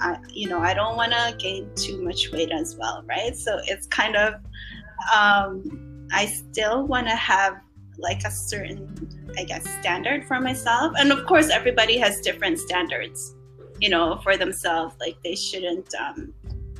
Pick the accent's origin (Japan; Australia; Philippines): Philippines; growing up in the Philippines